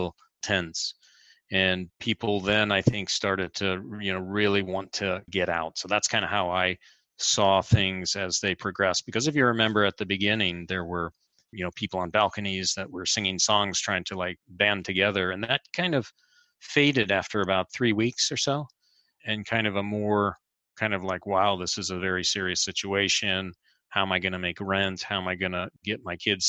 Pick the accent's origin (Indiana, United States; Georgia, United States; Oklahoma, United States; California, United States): Indiana, United States; Fort Wayne; moved away as an adult; also born or lived in United Kingdom; now in Milan, Italy; I was raised in Indiana